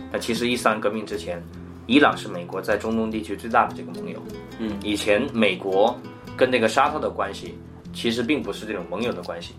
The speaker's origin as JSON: {"language": "Chinese", "region": "southern China", "country": "China", "said": "我是南方人"}